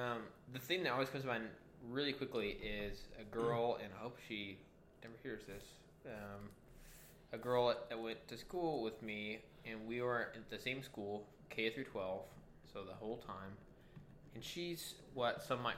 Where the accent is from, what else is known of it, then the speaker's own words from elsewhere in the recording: West Texas, United States; I'm from West Texas, where like it's pretty normal for people to like or have or like spend time riding horses